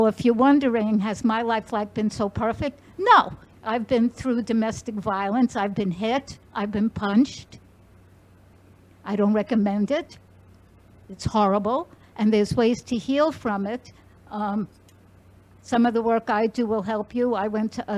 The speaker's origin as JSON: {"language": "English", "region": "New York", "country": "United States", "said": "I am from New York"}